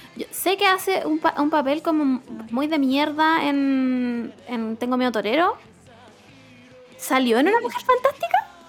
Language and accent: Spanish; Rancagua, O'Higgins, Chile; mi pueblo de Rancagua